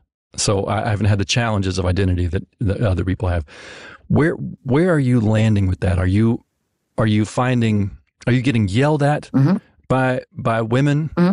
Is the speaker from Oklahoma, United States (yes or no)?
no; Mississippi, United States; also born or lived in Memphis, Tennessee; I'm a white guy, a white guy from the South. I'm from Mississippi.